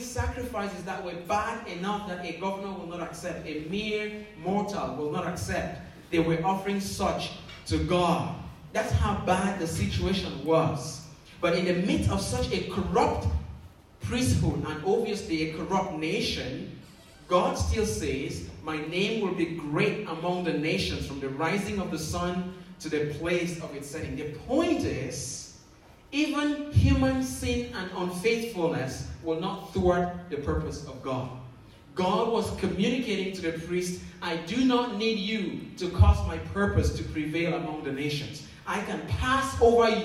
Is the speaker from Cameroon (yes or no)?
yes; Northwest Region, Cameroon; moved away; I grew up in Cameroon, in the northwest part of that country. That's where I was born.